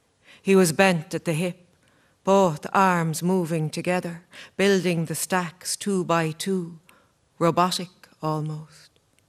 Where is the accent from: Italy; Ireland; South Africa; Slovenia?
Ireland; I'm Irish.